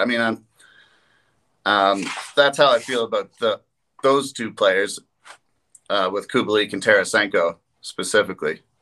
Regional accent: East Coast, Atlantic Canada, Canada; growing up on the East Coast

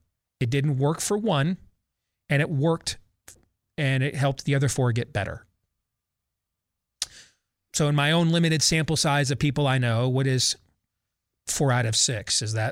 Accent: Virginia, United States; those K-12 and in colleges across my home state of Virginia are under another indoor mask mandate

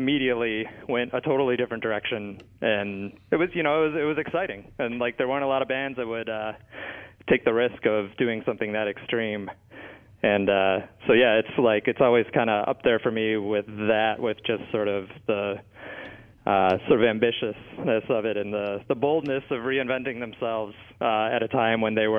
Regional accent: Chicago, Illinois, United States; moved away as an adult; also born or lived in Michigan / Washington, D.C.; I grew up in Chicago

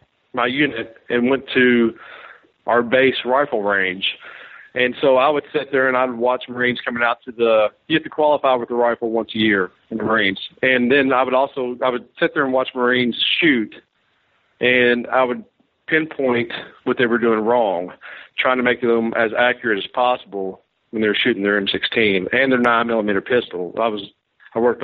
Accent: Kentucky, United States; moved away as an adult; also born or lived in Hawaii; I'm coming from Kentucky. I traveled a little bit through the Midwest and stuff like that growing up

